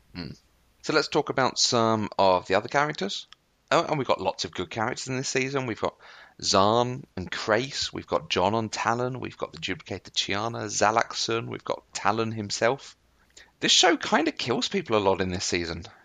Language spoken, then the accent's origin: English; United Kingdom; I'm British